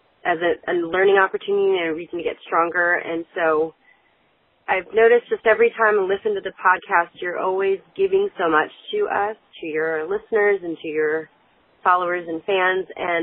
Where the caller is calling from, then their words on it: Atlanta, Georgia, United States; I'm calling from Atlanta.